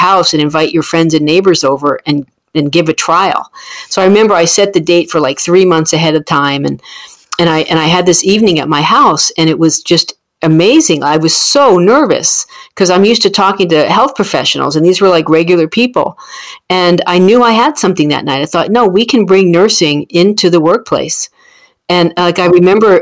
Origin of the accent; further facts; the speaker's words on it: New Jersey, United States; I'm from New Jersey